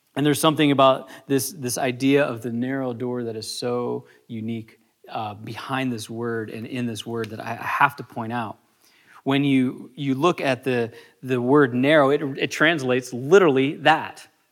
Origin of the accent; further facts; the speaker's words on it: United States; as a American culture